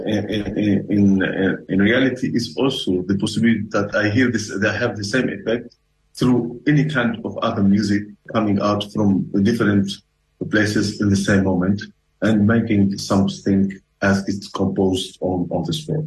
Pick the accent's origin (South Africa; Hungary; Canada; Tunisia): Tunisia; moved away; I come from Africa, and I come from a country where culture is not as important as food